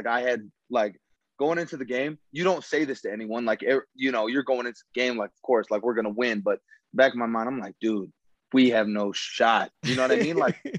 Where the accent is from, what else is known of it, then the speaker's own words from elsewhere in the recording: Cedar Rapids, Iowa, United States; I grew up in Cedar Rapids